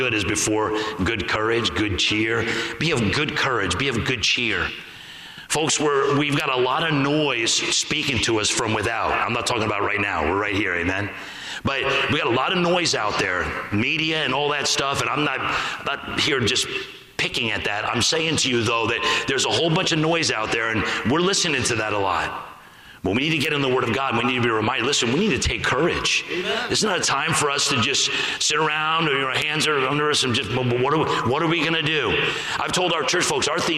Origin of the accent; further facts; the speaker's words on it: New York, United States; I'm from New York